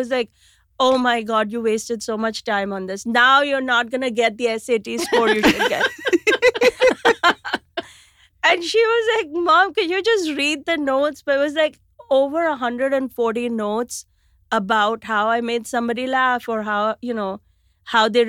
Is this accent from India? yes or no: yes; India; moved away as an adult; now in New York City, United States; we grew up in India